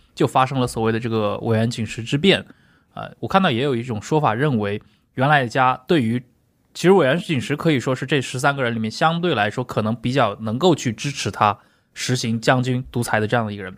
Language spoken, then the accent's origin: Chinese; China; 我们中国人